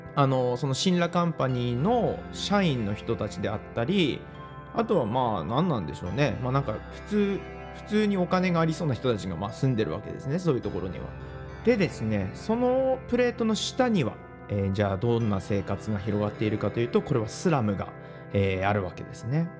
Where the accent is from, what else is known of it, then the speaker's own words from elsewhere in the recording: Japan; 私雪国出身